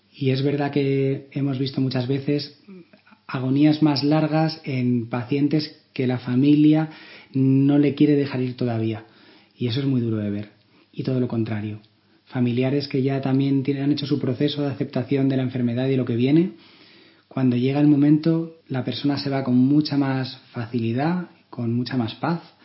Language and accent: Spanish; Málaga, Andalusia, Spain; moved away; Yo vengo de Málaga, que es allí donde me formé como médico